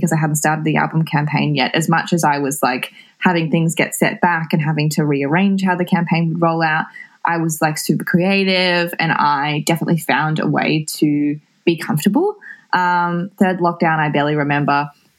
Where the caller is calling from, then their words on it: Melbourne, Victoria, Australia; I am in Coburg, in Melbourne, in lockdown.